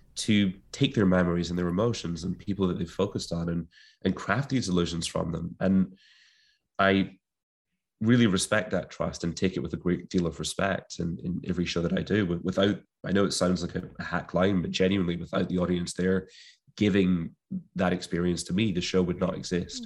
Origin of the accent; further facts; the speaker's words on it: Clyde Valley, Scotland, United Kingdom; where I grew up in Scotland, in the Clyde Valleys of Scotland